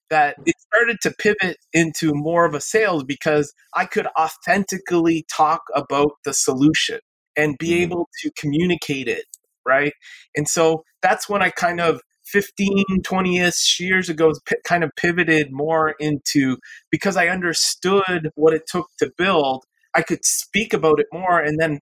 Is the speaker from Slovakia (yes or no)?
no; Canada; I'm originally from Canada